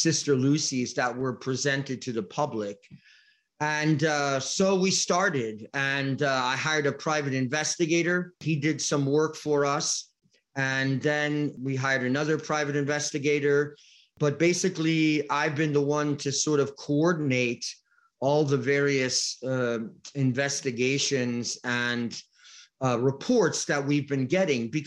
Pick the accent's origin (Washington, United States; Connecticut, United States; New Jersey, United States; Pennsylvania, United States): Connecticut, United States; moved away; I come from Connecticut, is my home.